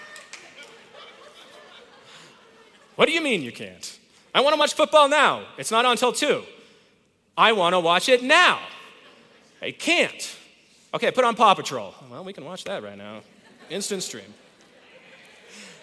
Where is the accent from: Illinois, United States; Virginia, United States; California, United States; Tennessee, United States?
California, United States; Whittier; now in Colorado, United States; I was born in California, in East LA, in a mighty suburb called Whittier